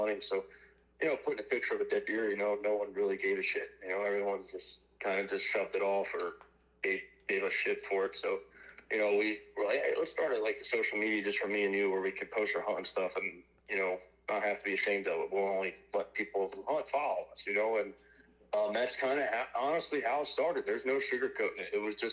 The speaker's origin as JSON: {"language": "English", "region": "Southeast Pennsylvania", "country": "United States", "moved": "as an adult", "lives_now": "Ohio, United States", "said": "I'm from Southeast Pennsylvania. I just moved to Ohio this year."}